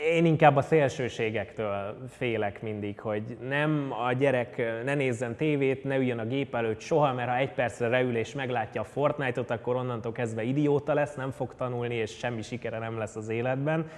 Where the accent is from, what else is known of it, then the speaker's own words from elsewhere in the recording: Budapest, Hungary; 1991. augusztus 11-én születtem a Békás-megyeri lakótelepnek a romantikus gyönyörébe, és ott is töltöttem körülbelül 20 évet édesanyámmal és édesapámmal